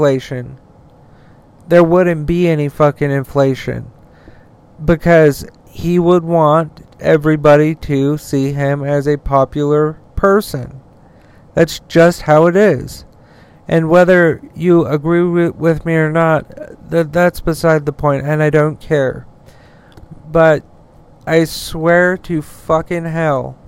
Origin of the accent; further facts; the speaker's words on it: Utah, United States; my home state of Utah